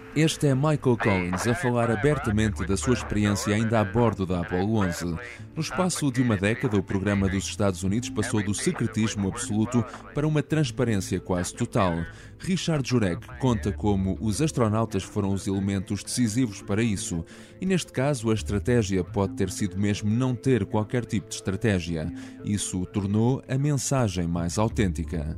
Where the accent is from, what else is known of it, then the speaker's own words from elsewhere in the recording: Amor, Leiria District, Portugal; Em Amor, a minha aldeia Leiria